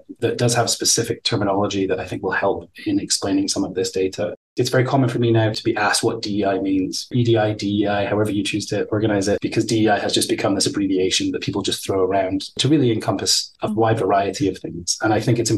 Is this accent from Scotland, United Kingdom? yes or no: yes; Scotland, United Kingdom; moved away as an adult; I grew up in Scotland